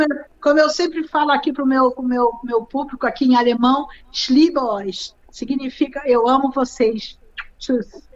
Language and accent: Portuguese; Rio de Janeiro, Brazil; moved away as an adult; also born or lived in Nova Friburgo, Brazil; now in Germany; Eu venho do Rio de Janeiro